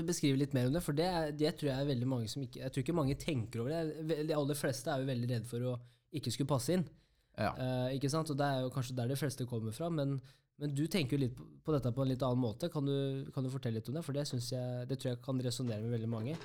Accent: Kongsvinger, Innlandet, Norway; jeg er fra Kongsvinger

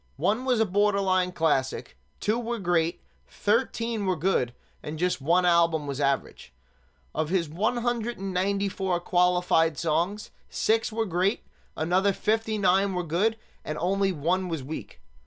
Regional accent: New York City, New York, United States; Growing up in Staten Island in the nineties

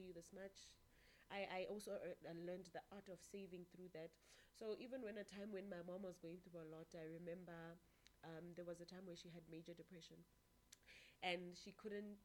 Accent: Virginia, Free State, South Africa; I was born in the town, I don't know if I should call it small, Virginia in the Free State.

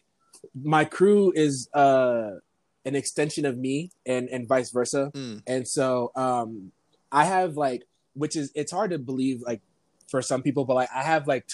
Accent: Massachusetts, United States; moved away; also born or lived in Florida; I was born and raised in Massachusetts, and then I ended up moving to Florida in 2006

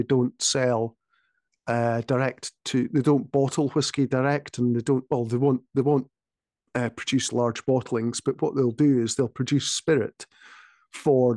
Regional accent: Speyside, Scotland, United Kingdom; I was brought up in Speyside, which is, you know, Scotland's heart of whiskey making

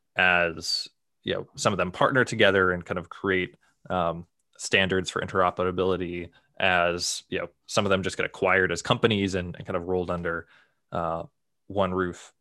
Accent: Boston, Massachusetts, United States; I grew up in the Boston area

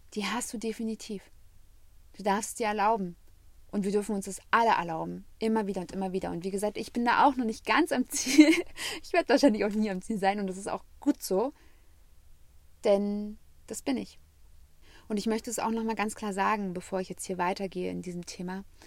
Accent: Germany; weil ich habe als Jugendliche am Rand Berlin gewohnt

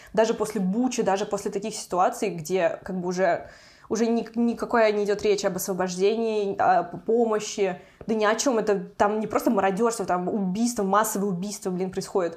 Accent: Kazan, Tatarstan, Russia; moved away as an adult; now in Europe; я из Татарстана, из Казани

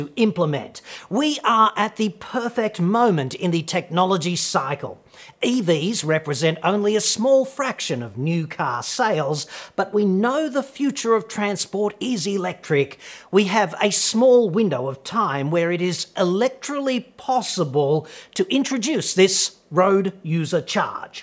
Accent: Australia; we proud sons and daughters of bread stealers

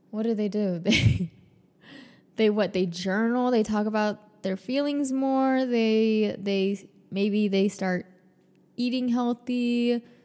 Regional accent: Atlanta, Georgia, United States; I was born in Atlanta, Georgia.

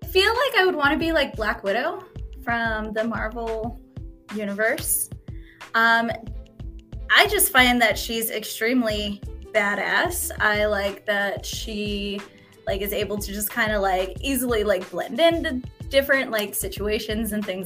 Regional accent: Reno, Nevada, United States; and I grew up in Reno.

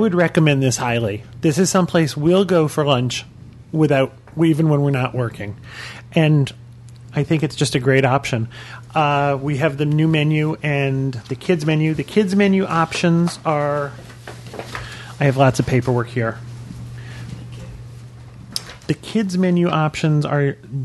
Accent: New England, United States; We're from New England

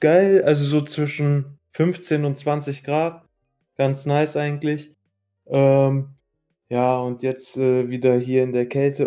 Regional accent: Iraq; now in Germany; ich war äh, in meiner Heimat, äh, in Irak

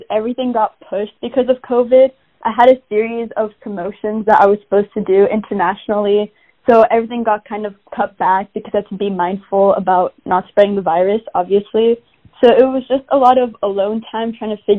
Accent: Mountain View, California, United States; also born or lived in Bosnia / Germany; I was born in Mountain View, California, but because my parents were fresh immigrants to the States, I have spent most of my time in Bosnia and Germany with my grandma when I was younger, and then I only came back to the States for schooling

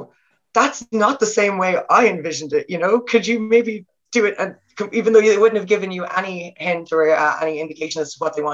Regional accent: Ireland; accent: Irish

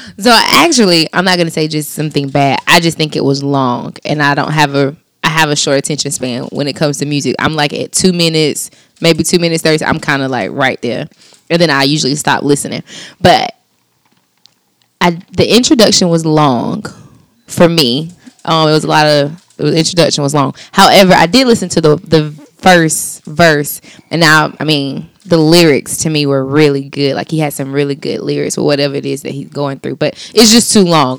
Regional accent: Anderson, South Carolina, United States; I'm from Anderson

